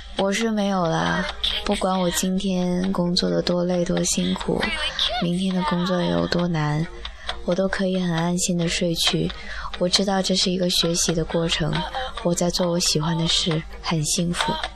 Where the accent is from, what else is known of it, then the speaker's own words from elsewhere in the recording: Northeast China, China; now in Shenzhen, China; 我好想回到的大东北啊，有暖气，有暖暖的阳光